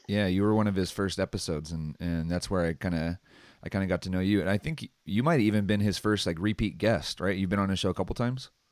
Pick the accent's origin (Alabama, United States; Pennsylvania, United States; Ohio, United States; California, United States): California, United States; Santa Maria; I come from Santa Maria, which is nothing to write home about.